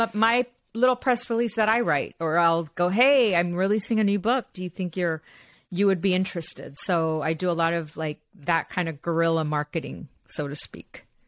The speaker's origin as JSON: {"language": "English", "town": "Los Angeles", "region": "California", "country": "United States", "tie": "born or raised there", "said": "I was born here in Los Angeles. My parents are from Mexico"}